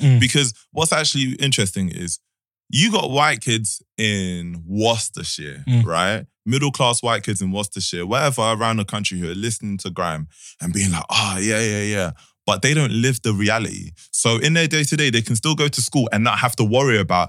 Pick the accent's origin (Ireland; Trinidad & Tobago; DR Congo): DR Congo; Like, I know people have, I'm from Congo, I know people have fled war.